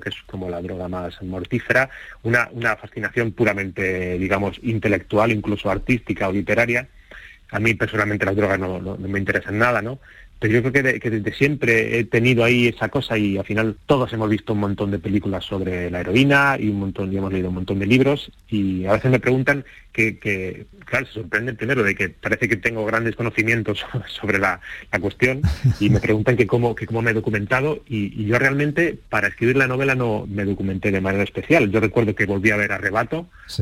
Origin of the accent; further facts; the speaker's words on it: Torrejón de Ardoz, Community of Madrid, Spain; moved away as an adult; now in Córdoba, Spain; Yo nací en, Madrid, crecí en Torrejón de Ardoz y, vivo en Córdoba desde hace cuatro años